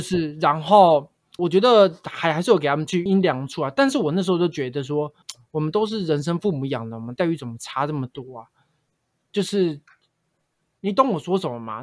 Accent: Taiwan; 我是在客家庄长大的啊

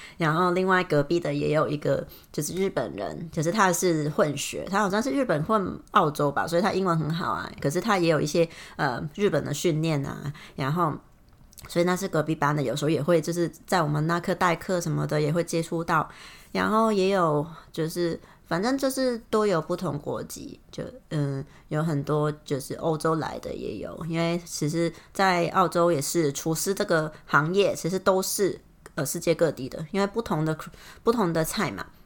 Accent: Hong Kong; moved away; 我是香港的

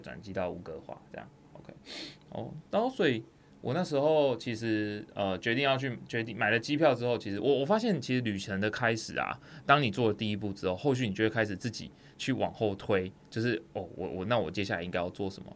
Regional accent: Tainan, Taiwan; 我台南之子耶，我们台南那边在怕人的

